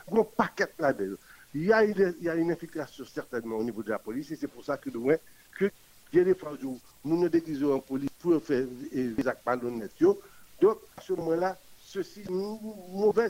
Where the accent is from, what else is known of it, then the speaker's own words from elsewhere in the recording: Haiti; nous sommes tous des Haïtiens et qui appartenons à notre pays